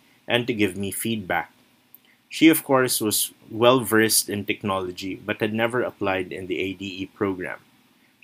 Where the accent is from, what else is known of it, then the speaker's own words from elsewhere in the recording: Philippines; I am from the Philippines and I have been teaching social studies for over 5 years